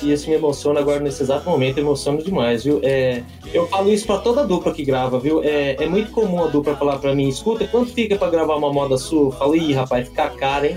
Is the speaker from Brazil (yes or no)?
yes; São Paulo, Brazil; moved away as an adult; now in Lucianópolis, Brazil; Eu nasci na capital, em São Paulo, capital, zona leste da capital, e fiquei até os 18 anos lá.